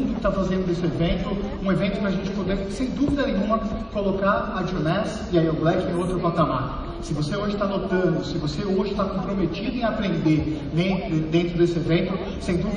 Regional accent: São Paulo, Brazil; born there; nasci em São Paulo e desde então, eu venho desde 2012 trabalhando dentro desse mercado

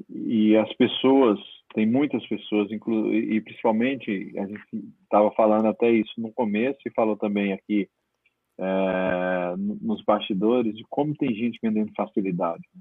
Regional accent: Northeast Region, Brazil; como eu estava trabalhando muito é, no Nordeste, eu como nordestino que sou, e aí volta a ficar mais próximo da família

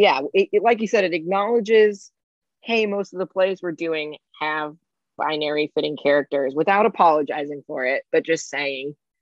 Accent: Indiana, United States; where I'm from Indiana. Indiana's not the greatest place to be trans from

